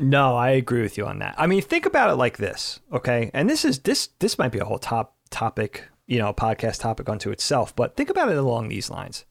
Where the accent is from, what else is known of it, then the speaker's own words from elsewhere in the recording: Medford, New York, United States; also born or lived in Brookhaven, New York; growing up in Medford where it was so much more congested